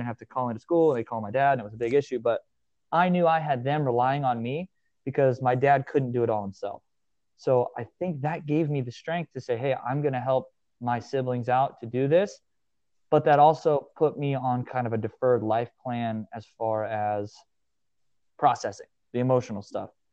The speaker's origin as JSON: {"language": "English", "town": "Hastings", "region": "Nebraska", "country": "United States", "tie": "born or raised there", "said": "I was born and raised in the middle of a small town in Nebraska, um, Hastings, Nebraska"}